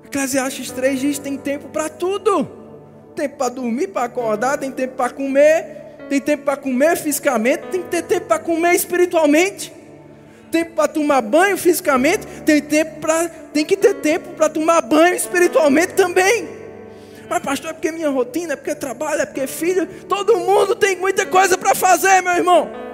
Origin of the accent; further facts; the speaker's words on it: Brazil; Nasci no Brasil